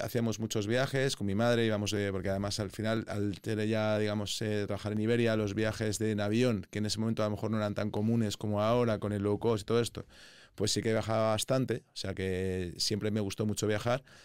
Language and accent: Spanish; Madrid, Community of Madrid, Spain; also born or lived in Bristol / London; yo soy madrileño, digamos, me gusta la ciudad, todos mis amigos están aquí, no todos, pero sí que es verdad que mi core de los amigos sí que están aquí, me he criado aquí